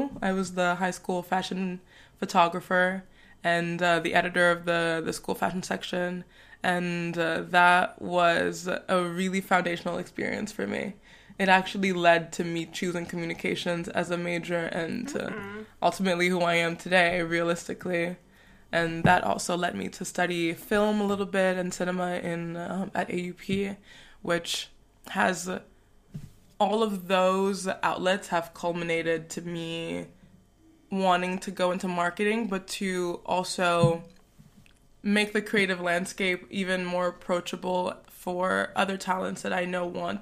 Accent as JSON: {"language": "English", "region": "New York", "country": "United States", "also_born_or_lived": "Togo", "moved": "as an adult", "lives_now": "Paris, France", "said": "I am from New York, and I was born in West Africa in Togo. I moved to Paris about 6 years ago"}